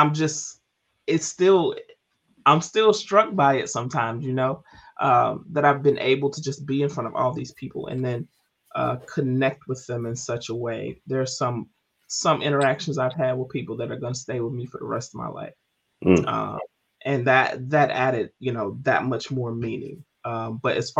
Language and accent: English; Memphis, Tennessee, United States; moved away as an adult; also born or lived in Baltimore, Maryland; now in Maryland, United States; my time in Memphis, you know, being born and raised there